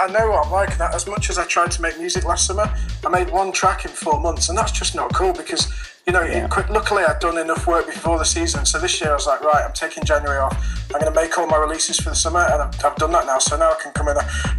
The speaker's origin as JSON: {"language": "English", "town": "Dublin", "region": "Leinster", "country": "Ireland", "said": "Yep, see you soon, mate. I'm from Dublin. Take care."}